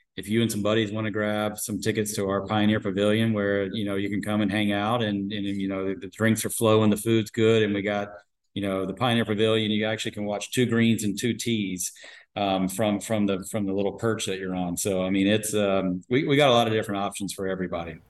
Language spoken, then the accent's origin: English; Atlanta, Georgia, United States; moved away; also born or lived in Arizona; I grew up in Atlanta. I grew up down south